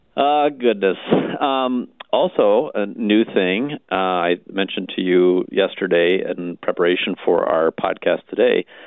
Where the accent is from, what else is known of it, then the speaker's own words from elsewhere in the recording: Ottumwa, Iowa, United States; I grew up in Ottumwa